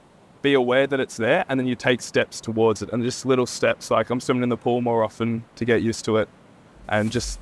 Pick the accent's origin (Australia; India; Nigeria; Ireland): Australia; Warrnambool, Victoria; I'm from Warrnambool, born and raised, went to school here.